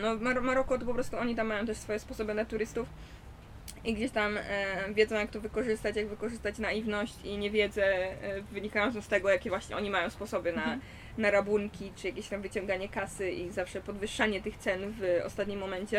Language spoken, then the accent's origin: Polish; Poland; Jestem z Polski